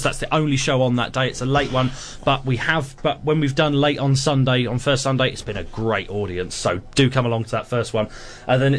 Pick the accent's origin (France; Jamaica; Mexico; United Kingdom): United Kingdom; England; me being English